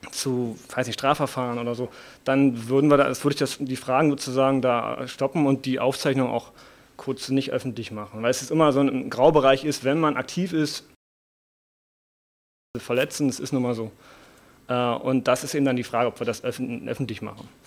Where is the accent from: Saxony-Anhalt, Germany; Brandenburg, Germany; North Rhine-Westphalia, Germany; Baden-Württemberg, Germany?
Brandenburg, Germany; Potsdam; Ich bin aus Potsdam, bin eher aus dem Einzugsbereich Potsdam und Berlin